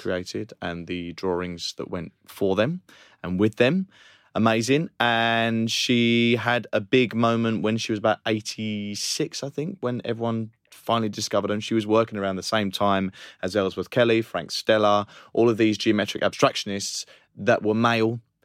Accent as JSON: {"language": "English", "town": "Romford", "region": "London", "country": "United Kingdom", "tie": "born or raised there", "said": "I personally have an experience growing up in Romford and Essex"}